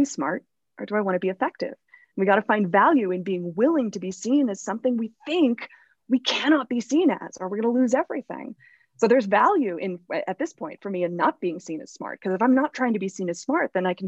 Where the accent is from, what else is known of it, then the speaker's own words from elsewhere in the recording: Los Angeles, California, United States; growing up in Hollywood and again, still living in LA years later